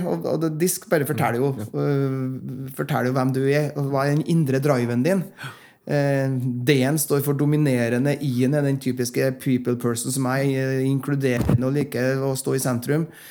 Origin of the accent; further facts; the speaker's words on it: Frosta, Trøndelag, Norway; jeg kommer opprinnelig fra Frosta, Nord-Trøndelag, som nå er en del av Trøndelag. Og eh, Der vokste jeg opp